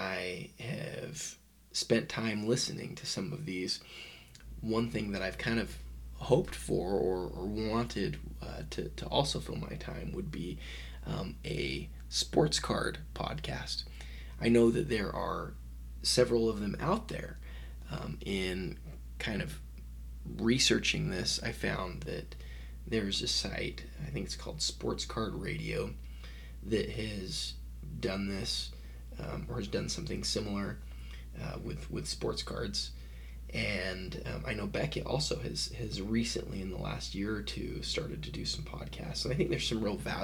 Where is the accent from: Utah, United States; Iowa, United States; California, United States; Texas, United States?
Utah, United States; I'm from Utah